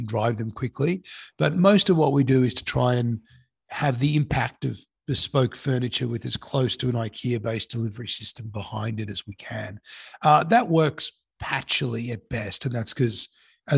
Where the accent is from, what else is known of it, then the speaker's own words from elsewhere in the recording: Sydney, New South Wales, Australia; also born or lived in Cape Town, South Africa; I went to school in Sydney